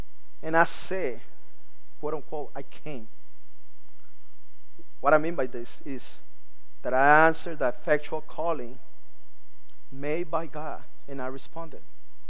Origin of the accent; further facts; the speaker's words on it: Nicaragua; English is a second language; now in Miami, United States; Although I'm from Nicaragua, and I feel like I'm home in our country. They know that some of our culture has changed. Some of my no longer the Nicaraguan slangs and the accents is no longer there. It's like because we live in Miami